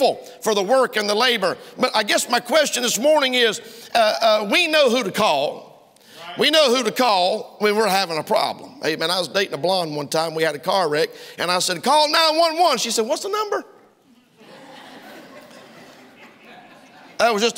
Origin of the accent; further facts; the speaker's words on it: United States; I'm an American